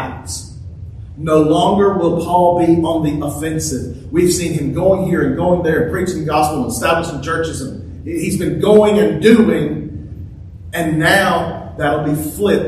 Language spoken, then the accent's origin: English; United States; I'm as American as the next guy. I love our country